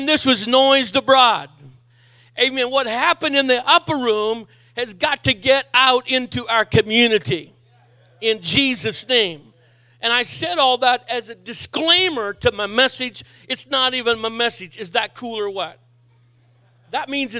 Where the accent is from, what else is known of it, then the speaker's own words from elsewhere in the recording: Miramichi, New Brunswick, Canada; moved away; also born or lived in Saint John, New Brunswick; I was raised as a young adult here in St. John, but I was born on the Miramichi